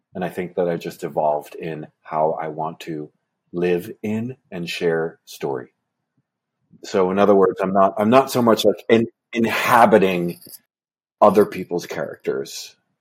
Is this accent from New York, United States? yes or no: yes; Port Jefferson, New York, United States; I grew up in Port Jefferson, Long Island, New York